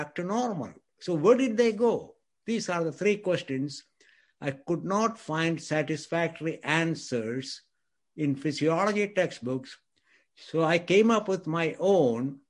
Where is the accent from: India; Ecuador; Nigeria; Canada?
India; moved away as an adult; also born or lived in Scotland / Texas; now in United States; I grew up in India. I went to medical school in India.